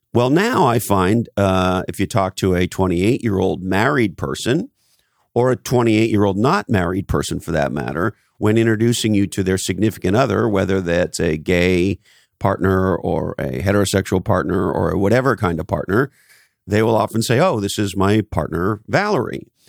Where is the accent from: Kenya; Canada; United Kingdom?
Canada; so I grew up in Canada, on the East Coast of Canada.